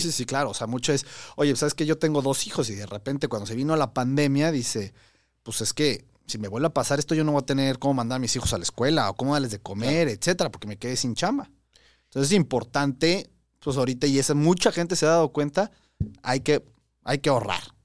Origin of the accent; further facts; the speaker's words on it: Mexico; nosotros tenemos como mexicanos